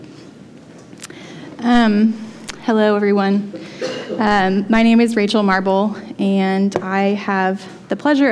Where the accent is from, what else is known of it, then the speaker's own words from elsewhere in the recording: the South, United States; I grew up in the Methodist Church in the South